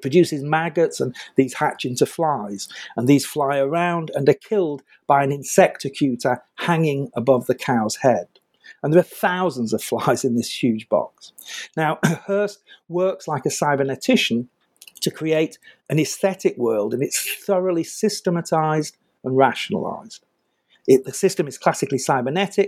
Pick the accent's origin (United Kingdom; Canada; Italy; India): United Kingdom; I'm British